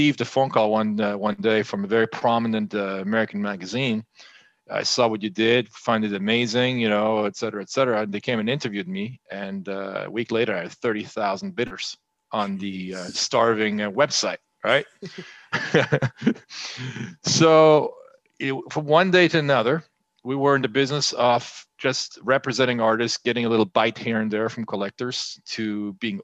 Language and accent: English; France; born or raised there; moved away as an adult; also born or lived in United States